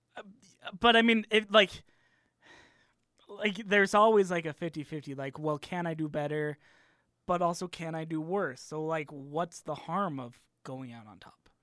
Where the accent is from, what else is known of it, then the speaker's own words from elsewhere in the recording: Arizona, United States; I'm from Arizona